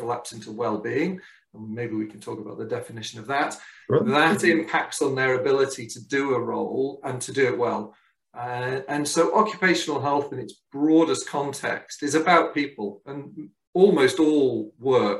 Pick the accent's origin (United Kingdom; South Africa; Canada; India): United Kingdom; Liverpool, North West England; also born or lived in Hong Kong; We returned back to the UK, and I grew up in Liverpool